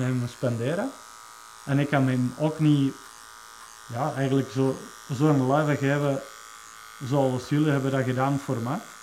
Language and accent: Dutch; Czechia; moved away; ik kom dan van Tsjechië